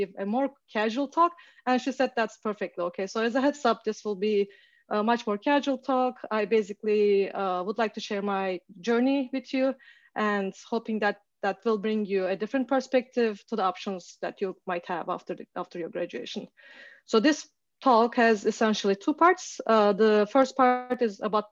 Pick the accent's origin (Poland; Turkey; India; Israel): Turkey; moved away as an adult; also born or lived in Canada / Toronto; now in Seattle, United States; So I am originally from Turkey and I did my bachelor's in math in Turkey